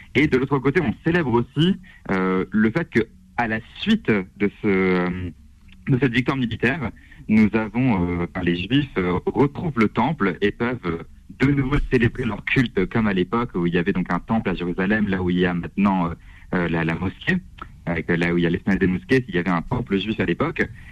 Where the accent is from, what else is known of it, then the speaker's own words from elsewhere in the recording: Strasbourg, Grand Est, France; je viens de Strasbourg